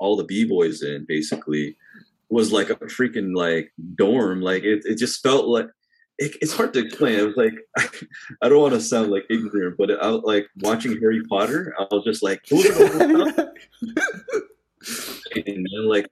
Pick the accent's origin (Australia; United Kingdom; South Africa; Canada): Canada; we're from Canada